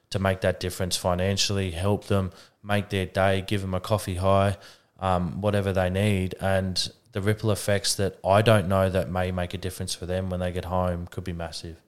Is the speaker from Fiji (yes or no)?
no; Adelaide, South Australia, Australia; I'm from Adelaide